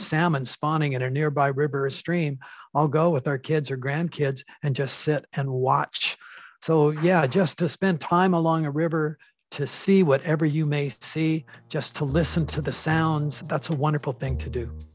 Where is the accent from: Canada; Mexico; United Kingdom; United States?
Canada; as a Canadian